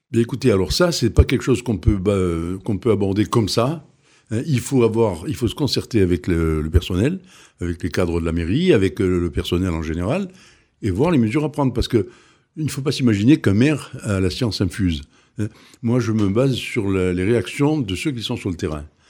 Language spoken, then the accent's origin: French; Tunisia; now in Arles, France; J'ai vécu, je suis né en Tunisie, j'ai vécu en Tunisie, et autour de nous, on avait Tuburbo Majus, on avait le Colisée d'Elgem, on avait des choses magnifiques j'ai été élevé dans cet esprit. Enfin, j'ai vu ça toute ma jeunesse